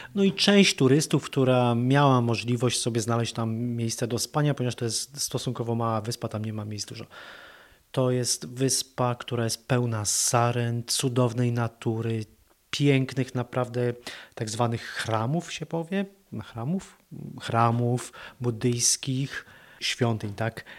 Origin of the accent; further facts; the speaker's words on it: Poland; jesteśmy z Polski